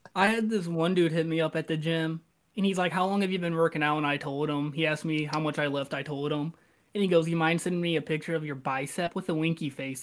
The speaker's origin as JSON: {"language": "English", "town": "Arnold", "region": "Missouri", "country": "United States", "said": "I'm from like Jefferson County, so like Arnold"}